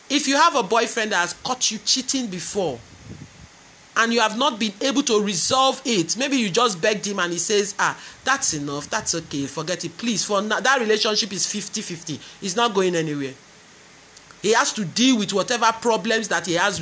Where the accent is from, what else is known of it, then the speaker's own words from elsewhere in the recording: Nigeria; I'm a Nigerian, and I talk the way we do our own relationships here